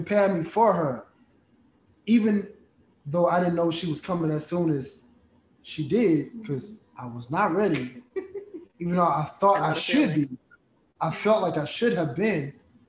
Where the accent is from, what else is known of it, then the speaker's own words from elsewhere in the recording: United States; also born or lived in Nigeria; I'm a Nigerian boy, you know, growing up in America